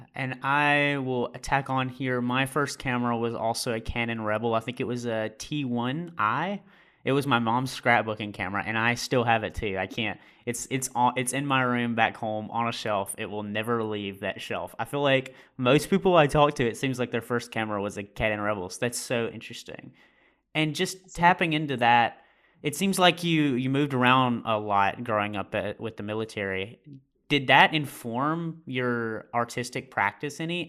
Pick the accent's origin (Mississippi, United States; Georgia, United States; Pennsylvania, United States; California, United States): Mississippi, United States; Amory; moved away as an adult; also born or lived in New Haven, Connecticut; I am from Mississippi in the USA. It's where I graduated uh, in a rural town um, called Amory.